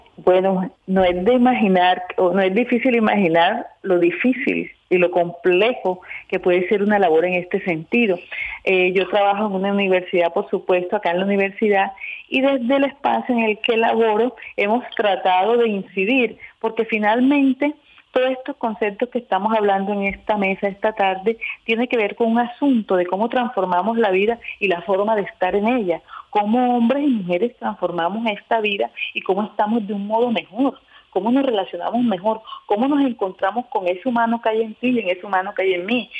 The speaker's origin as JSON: {"language": "Spanish", "town": "Cartagena", "region": "Bolívar", "country": "Colombia", "moved": "yes", "said": "yo soy de Cartagena, pero laboro acá"}